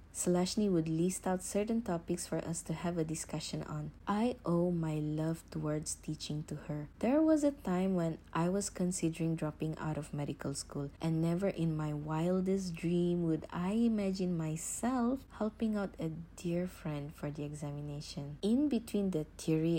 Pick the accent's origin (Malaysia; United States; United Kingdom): Malaysia; Johor Bahru, Johor; moved away; my schooling days in Johor Bahru, which is my hometown